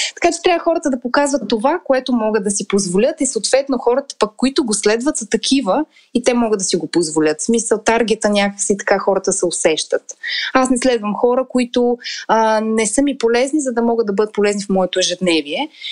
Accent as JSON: {"language": "Bulgarian", "town": "Montana", "region": "Montana Province", "country": "Bulgaria", "tie": "born or raised there", "moved": "yes", "said": "в моя роден град му. Монтана"}